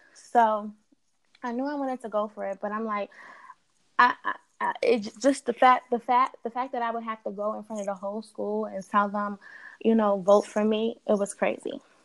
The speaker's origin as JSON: {"language": "English", "town": "New York City", "region": "New York", "country": "United States", "tie": "born or raised there", "also_born_or_lived": "Delaware", "said": "I'm originally from Queens. As I was coming up, I was between Queens and Delaware, and now I'm back in Queens"}